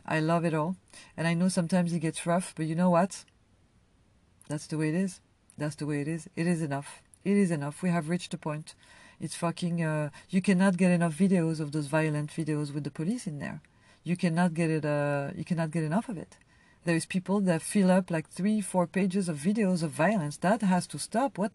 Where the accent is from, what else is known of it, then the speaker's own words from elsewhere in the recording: France; also born or lived in Algeria (family ancestry); now in United States; I come from France